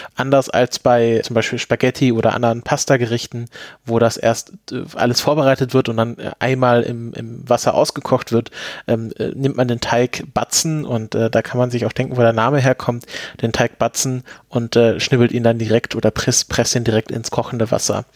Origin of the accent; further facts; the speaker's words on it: Swabia / Black Forest, Baden-Württemberg, Germany; now in Potsdam, Germany; Ich komme ja selbst äh, aus Schwaben, beziehungsweise aus dem Schwarzwald